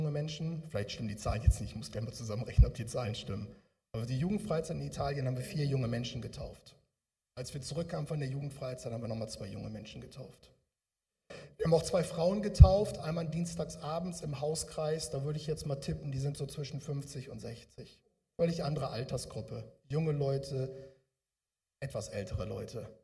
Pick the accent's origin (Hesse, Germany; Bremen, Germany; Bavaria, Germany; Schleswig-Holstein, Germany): Bremen, Germany; now in Ruhr area, Germany; Ich komme aus dem Ruhrgebiet jetzt, eigentlich komme ich aus der Richtung Bremen, habt ihr ja gehört, bei Pferden aller.